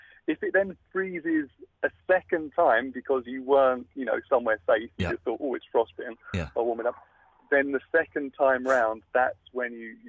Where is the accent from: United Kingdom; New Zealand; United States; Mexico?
United Kingdom; Because I'm British and they want to have that association with me...